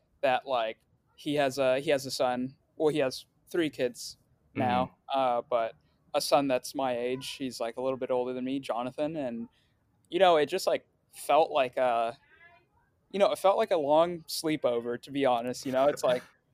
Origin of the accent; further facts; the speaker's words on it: Riverside, California, United States; first language Swahili; English is a second language; also born or lived in Tanzania; I was born in California in Riverside to Tanzanian parents.